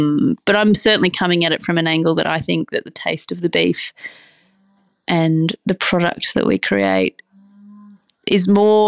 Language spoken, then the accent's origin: English; Brisbane, Queensland, Australia; So I myself was, I'm from the city, I'm from Brisbane, and I was working in the music industry for a long while